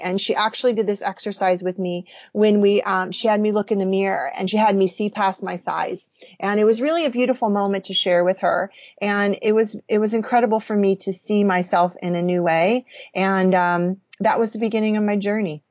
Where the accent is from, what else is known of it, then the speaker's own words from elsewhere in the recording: Illinois, United States; I was raised in Illinois